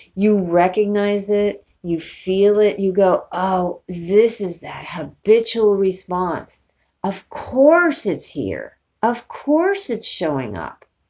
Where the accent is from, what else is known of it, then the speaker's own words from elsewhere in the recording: New York City, New York, United States; moved away as an adult; also born or lived in Northern California; I grew up in New York City and I moved to California when I was 18